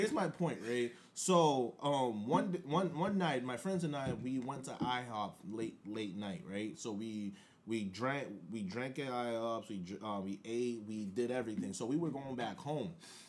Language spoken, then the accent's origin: English; Nigeria; now in United States; especially being like an immigrant to this country, I was born and raised in Nigeria. I came here after 9/11.